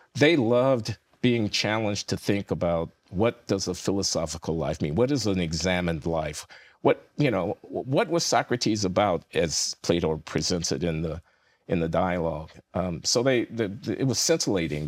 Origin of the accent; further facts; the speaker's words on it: United States; I'm an American, so my people are the American people as well as the African American people